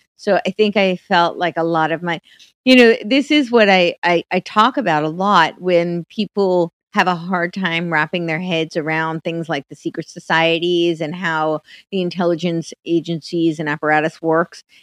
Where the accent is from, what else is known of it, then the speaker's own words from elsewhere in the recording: United States; moved away as an adult; also born or lived in Manhattan / Los Angeles; I grew up right outside New York City